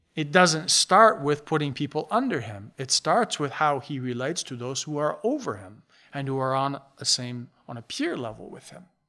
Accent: Buffalo, New York, United States; We grew up in Buffalo, south of Buffalo.

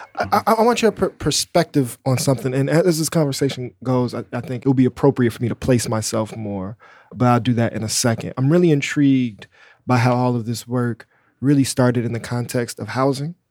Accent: Chicago, Illinois, United States; a black person growing up in Chicago

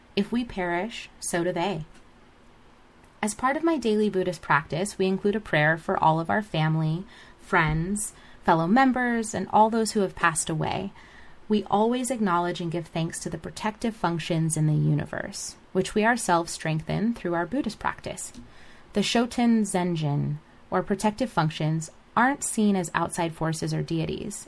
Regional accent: United States; my father is Nigerian, and although I was raised in America

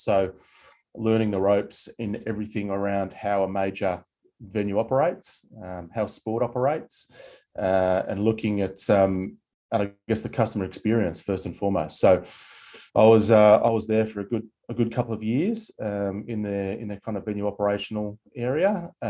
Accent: Sydney, New South Wales, Australia; now in Darwin, Australia; I grew up in Manly, Sydney, Australia, and loved every minute. I'm a beach boy by trade, and a surfer, avid surfer. So I had a really, really great upbringing in the northern beaches of Sydney there.

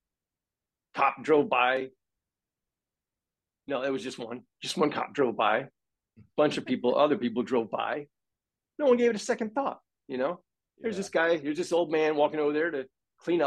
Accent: Florida, United States; moved away; I'm from Florida. I escaped though

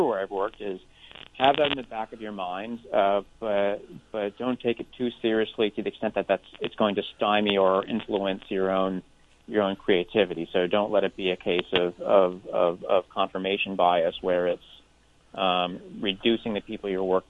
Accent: United States; as an American

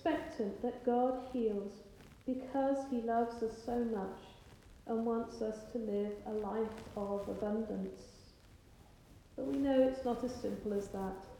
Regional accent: England, United Kingdom; I'm quite English

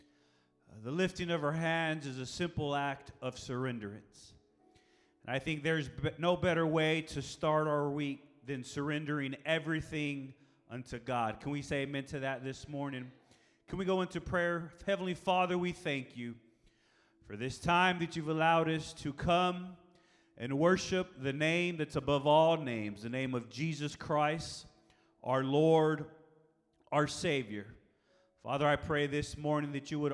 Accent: San Marcos, Texas, United States; moved away; I'm originally from San Marcos

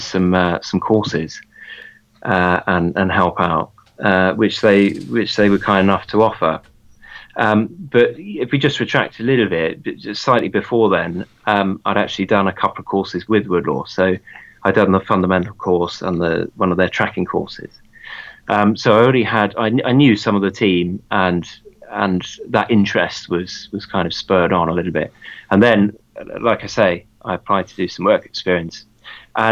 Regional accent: Bury St Edmunds, East of England, United Kingdom; Well, I grew up in Suffolk. I was born in Bury St. Edmunds in Suffolk in 1989.

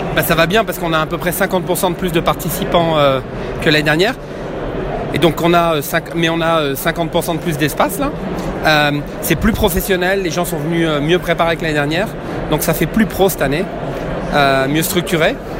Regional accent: Quebec, Canada; je suis du Québec

